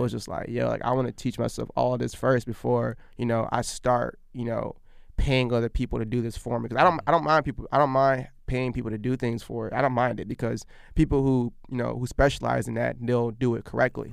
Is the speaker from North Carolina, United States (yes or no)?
no; Virginia, United States; also born or lived in Abbeville, Alabama; we were there probably until I was in, I think my, my, maybe my, my first, my, my first grade, first grade.